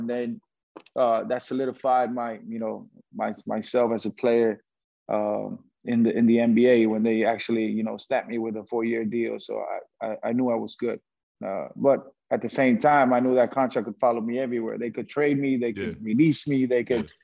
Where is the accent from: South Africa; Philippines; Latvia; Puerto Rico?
Puerto Rico; a basketball player growing up in Puerto Rico